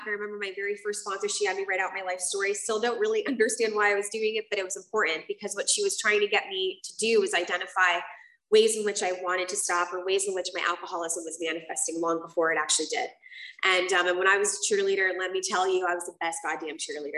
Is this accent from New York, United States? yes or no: no; South Florida, United States; also born or lived in Puerto Rico; I grew up in South Florida, and I grew up between South Florida and Puerto Rico.